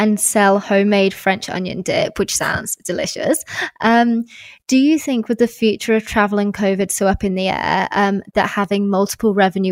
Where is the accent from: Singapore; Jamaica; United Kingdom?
United Kingdom; England; now in Australia; I'm originally from England, so normally I go back to England.